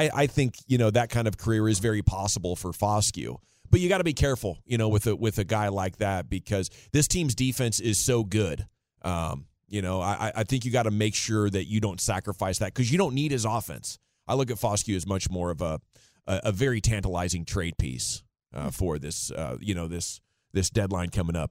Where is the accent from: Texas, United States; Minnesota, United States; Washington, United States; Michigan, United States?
Washington, United States; I grew up in Washington State